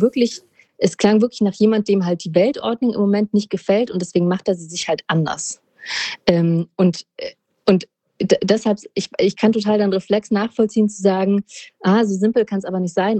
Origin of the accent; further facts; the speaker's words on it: Germany; uns als Deutsche